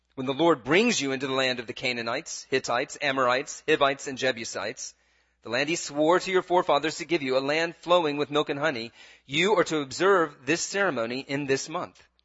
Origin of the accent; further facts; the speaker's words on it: United States; as an American